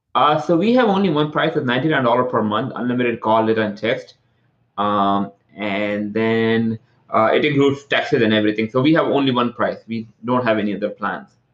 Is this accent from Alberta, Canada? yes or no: no; Toronto, Ontario, Canada; now in California, United States; I'm from Toronto, uh, I live in California